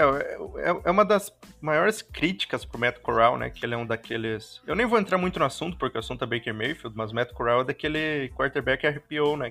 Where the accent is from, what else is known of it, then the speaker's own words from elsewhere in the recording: interior of Rio Grande do Sul, Brazil; also born or lived in Ijuí; eu sou do interior do Rio Grande do Sul, estou morando em Ijuí atualmente